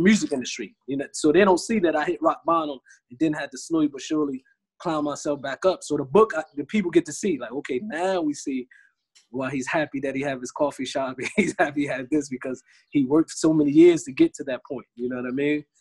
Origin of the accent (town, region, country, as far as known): United States; moved away